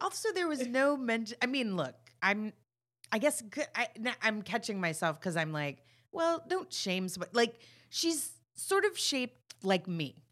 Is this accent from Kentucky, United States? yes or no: no; Texas, United States; I'm from Texas